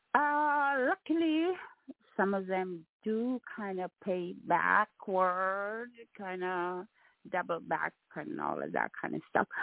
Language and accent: English; Jamaica; moved away; I'm a Jamaican